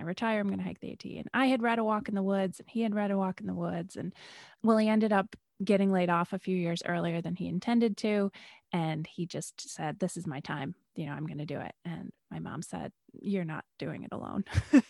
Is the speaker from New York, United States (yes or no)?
yes; Rochester, New York, United States; Well, I grew up mostly in Western New York, Rochester, New York